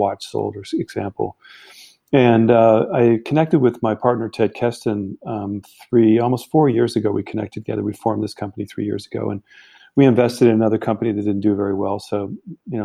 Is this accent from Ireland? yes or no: no; Germany; also born or lived in Canada; now in United States; my background, I grew up in Germany. So I lived there many years